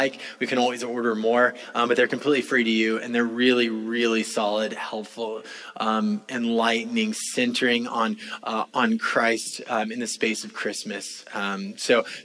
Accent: California, United States; now in Florida, United States; I know I'm from California

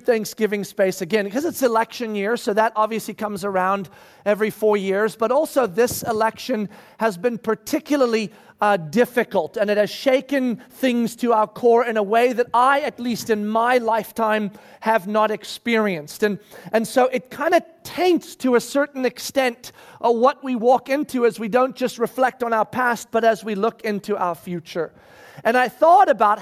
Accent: South Africa; moved away as an adult; now in United States; when we moved from South Africa to the United States of America, I was 17 years old.

